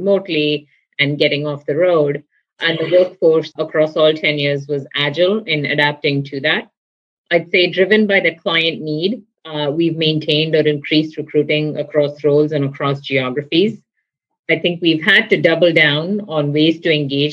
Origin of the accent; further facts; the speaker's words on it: India; moved away as an adult; now in United States; I grew up in India in a family with educators, doctors, and researchers